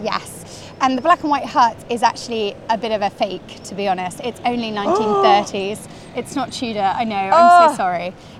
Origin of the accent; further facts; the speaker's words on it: London, United Kingdom; I grew up in London